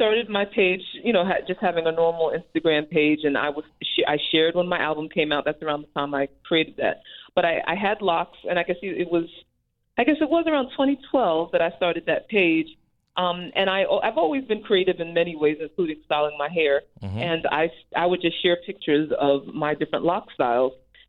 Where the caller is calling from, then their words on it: New Jersey, United States; I'm calling from New Jersey. Okay. I live in New Jersey.